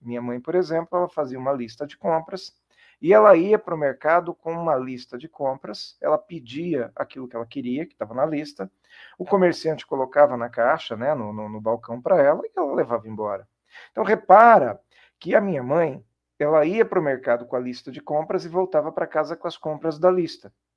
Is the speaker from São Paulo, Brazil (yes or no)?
yes; Jundiaí, São Paulo, Brazil; eu sou de Jundiaí